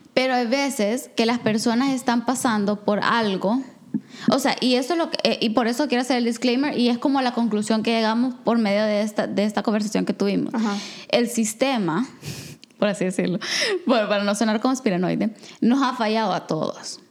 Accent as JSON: {"language": "Spanish", "country": "El Salvador", "moved": "as an adult", "lives_now": "Canada", "said": "soy salvadoreña"}